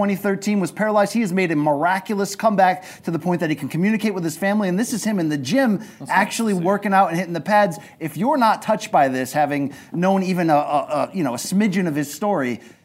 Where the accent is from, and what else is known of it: Naugatuck, Connecticut, United States; born or raised there; moved away as an adult